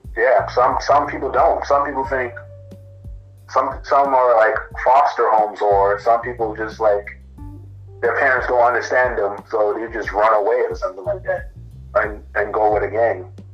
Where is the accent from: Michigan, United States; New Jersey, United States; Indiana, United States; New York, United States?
New York, United States; accent: Caribbean; I was born in New York. My family is born and raised from Jamaica.